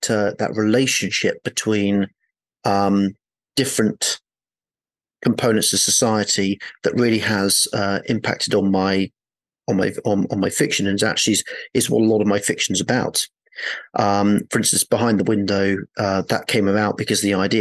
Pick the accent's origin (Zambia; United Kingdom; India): United Kingdom; Oxford, South East England; moved away; I'm from Oxford.